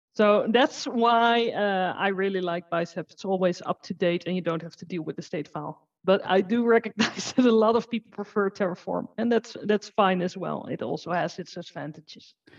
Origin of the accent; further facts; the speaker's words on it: Netherlands; I'm from the Netherlands and I work with Azure and automation.